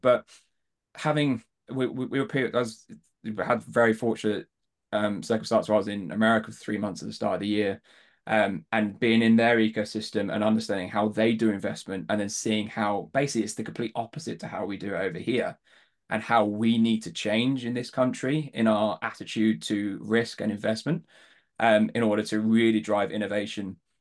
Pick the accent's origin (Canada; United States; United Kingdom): United Kingdom; Devon, South West England; accent: Southern; moved away; I was born, born down south, grew up in Devon